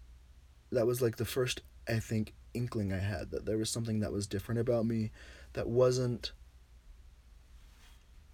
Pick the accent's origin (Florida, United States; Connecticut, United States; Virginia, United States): Virginia, United States; moved away; I was from Virginia